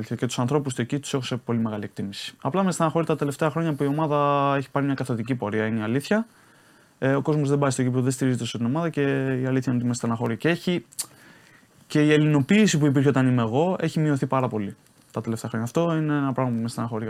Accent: Patras, Western Greece, Greece; moved away as an adult; now in Italy; πάω πάτρα τώρα στην πόλη μου

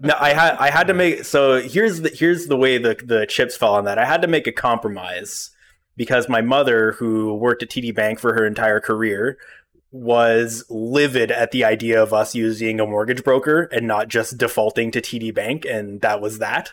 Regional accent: Ottawa, Ontario, Canada; I've lived in Ottawa my whole life, but, you know, I don't frequent, uh, Gloucester. I grew up in Manitic and Greeley

